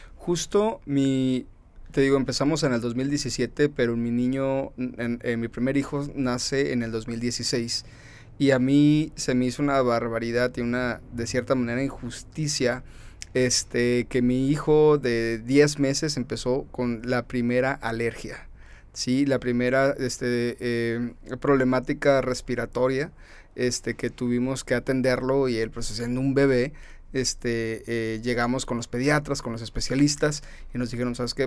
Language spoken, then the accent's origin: Spanish; Mexicali, Baja California, Mexico; Nací acá en Mexicali en el año 90, 1990